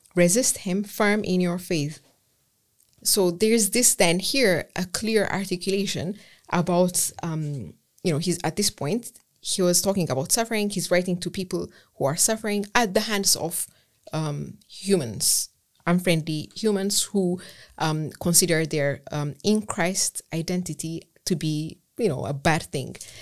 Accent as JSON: {"language": "English", "country": "Ethiopia", "also_born_or_lived": "Germany / Edinburgh", "second_language": "English", "moved": "as an adult", "said": "I'm from Ethiopia. Um, I left Ethiopia to pursue undergraduate studies in Germany."}